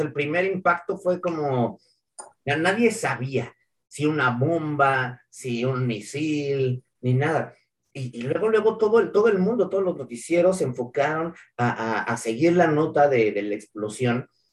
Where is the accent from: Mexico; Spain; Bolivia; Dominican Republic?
Mexico; somos mexicanos